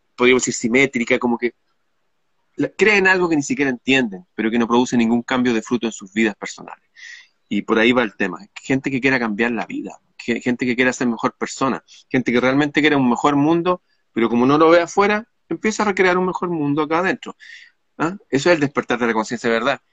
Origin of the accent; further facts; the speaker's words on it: Chile; mi país